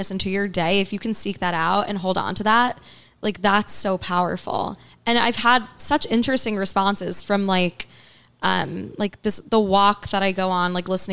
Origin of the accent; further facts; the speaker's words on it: New York City, New York, United States; also born or lived in Riverdale, Bronx; I grew up on the Upper East Side. And then when I was in high school, my family moved to Riverdale, which is in the Bronx